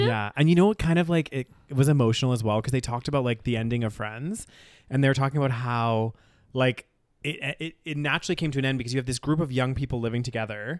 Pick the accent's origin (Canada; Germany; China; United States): Canada; moved away as an adult; also born or lived in United Kingdom; it might not have been something I grew up with in Canada